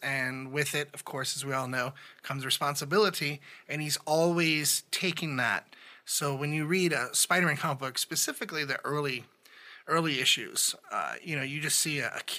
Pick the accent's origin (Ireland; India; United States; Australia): United States; the South; I grew up in the South